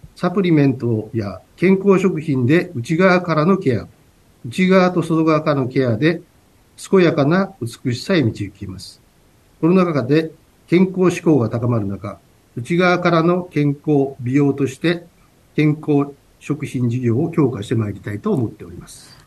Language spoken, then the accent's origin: Japanese; Naruto, Tokushima, Japan; 出身はですね、えー、四国の徳